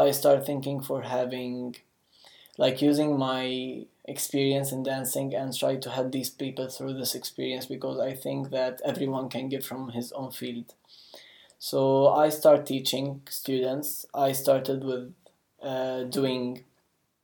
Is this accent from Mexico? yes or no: no; Jerusalem, Palestine; I'm from Palestine, Jerusalem, and specifically Jerusalem.